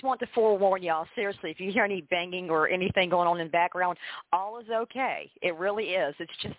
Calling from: Norman, Oklahoma, United States; I am here live from Norman, Oklahoma.

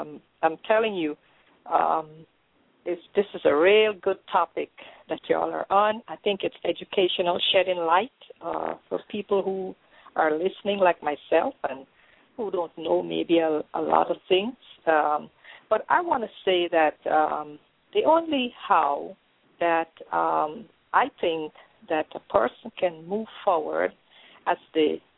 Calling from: Orlando, Florida, United States; I'm calling from Orlando

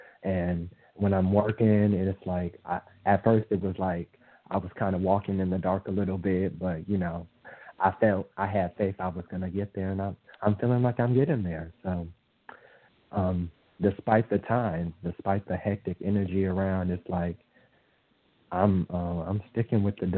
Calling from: New Orleans, Louisiana, United States; I'm calling from New Orleans.

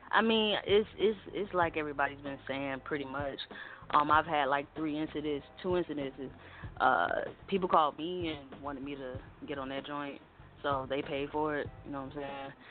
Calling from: Augusta, Georgia, United States; I'm from Augusta, Georgia.

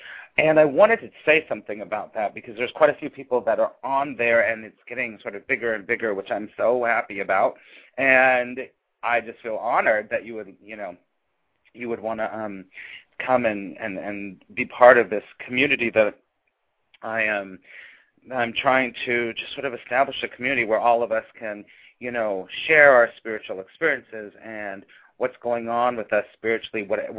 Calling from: New York City, New York, United States; I am calling from New York City, as I always do.

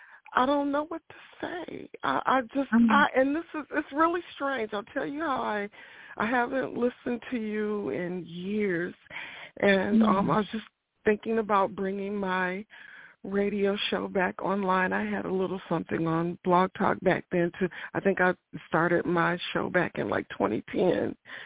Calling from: Ohio, United States; I'm calling from Ohio.

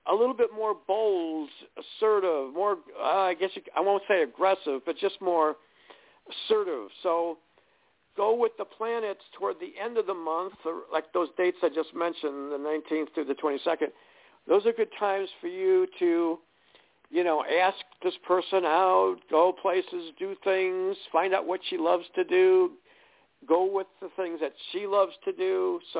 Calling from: New York, United States

